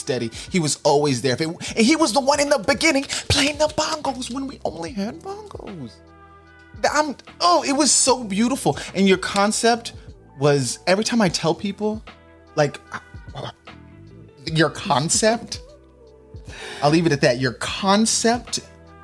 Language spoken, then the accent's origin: English; Nashville, Tennessee, United States; I'm from Nashville, the other T state